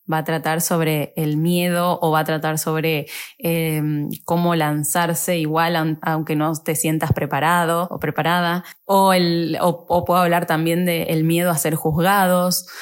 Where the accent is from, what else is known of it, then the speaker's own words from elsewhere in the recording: Argentina; moved away as an adult; also born or lived in Paris, France / Germany / Italy; me volví a Argentina